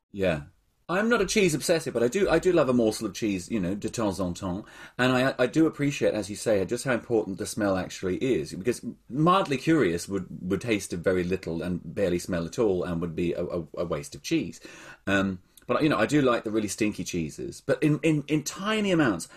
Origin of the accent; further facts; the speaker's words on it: Australia; moved away; I grew up in Australia